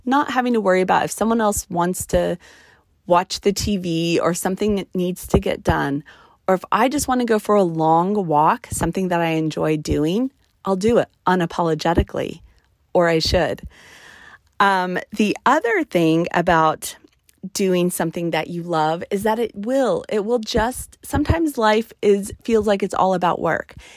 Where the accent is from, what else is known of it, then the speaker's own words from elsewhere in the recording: New Mexico, United States; now in Nevada, United States; I, I born and raised in the desert. I'm from New Mexico. I live in Nevada.